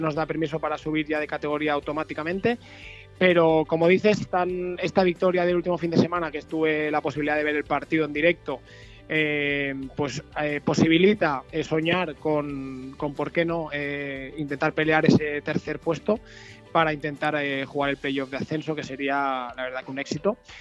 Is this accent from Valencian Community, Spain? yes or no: yes; La Pobla de Vallbona, Valencian Community, Spain; moved away as an adult; also born or lived in Benidorm; now in La Nucía, Spain; Soy de Valencia, un pueblecito de la Pola de Baibona, pero me afinqué en la Nucía.